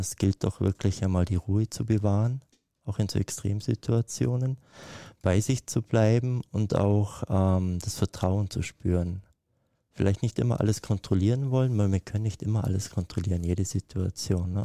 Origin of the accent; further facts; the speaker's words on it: Kleinwalsertal, Vorarlberg, Austria; Ich bin ja in den Alpen aufgewachsen. Ne? Ich bin irgendwie auf äh, im Kleinwalsertal, liegt auf 1100 Meter